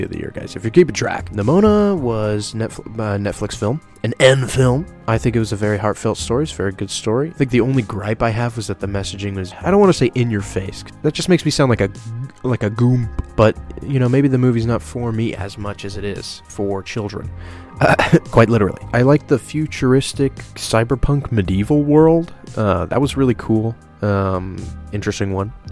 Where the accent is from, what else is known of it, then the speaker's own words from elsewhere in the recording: Oregon, United States; my hometown